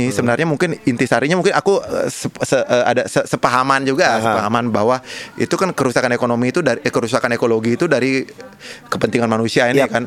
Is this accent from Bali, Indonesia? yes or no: yes; Bali, Indonesia; Bali berarti itu kan karena aku orang Bali kan.